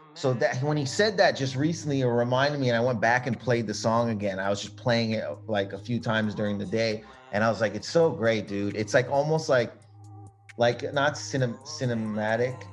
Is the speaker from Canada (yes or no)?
yes; Canada; we're all Canadian